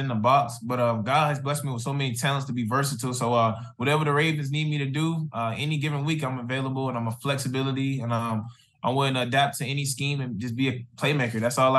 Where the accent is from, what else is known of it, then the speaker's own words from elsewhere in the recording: Columbus, Georgia, United States; I grew up, I'm from Columbus, Georgia